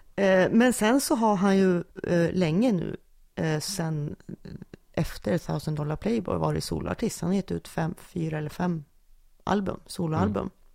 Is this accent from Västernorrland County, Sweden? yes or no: yes; Junsele, Västernorrland County, Sweden; jag är en lantistjej från Junsele